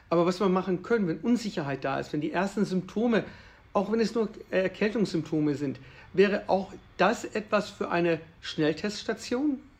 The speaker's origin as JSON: {"language": "German", "town": "Würzburg", "region": "Bavaria", "country": "Germany", "said": "Also ich komme ja aus der Stadt Würzburg und äh, ich bin ja auch Familienvater."}